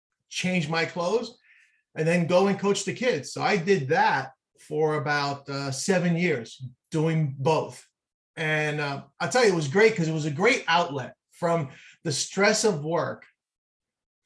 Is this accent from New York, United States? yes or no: yes; New York City, New York, United States; I grew up in Manhattan, in the city, not a lot of green space